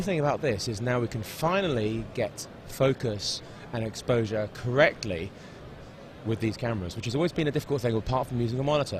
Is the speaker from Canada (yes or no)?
no; London, United Kingdom; I'm from London, and I am a cinematographer